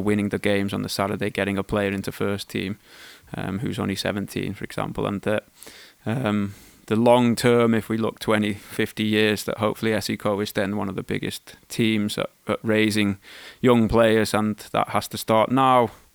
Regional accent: Wales, United Kingdom; moved away; also born or lived in England; I was born in England, schooled in Wales

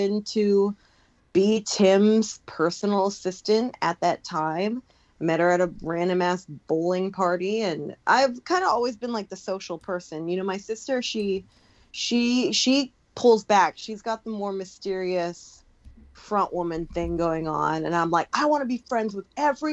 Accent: Long Beach, California, United States; Growing up in Long Beach, the high school that we both went

